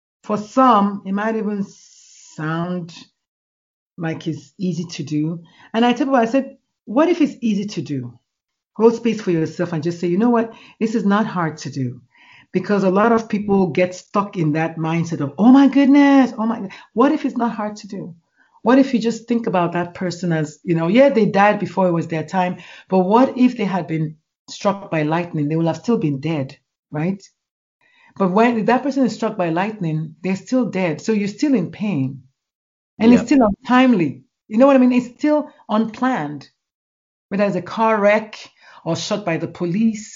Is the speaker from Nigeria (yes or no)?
yes; Nigeria; moved away as an adult; now in United States; I grew up in Nigeria